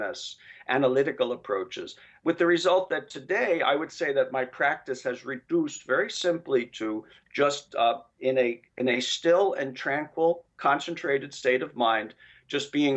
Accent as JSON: {"language": "English", "town": "New York City", "region": "New York", "country": "United States", "tie": "born or raised there", "also_born_or_lived": "Ohio", "moved": "as an adult", "said": "I grew up in, I was born in Park Slope, and I spent the first 20 years of my life there"}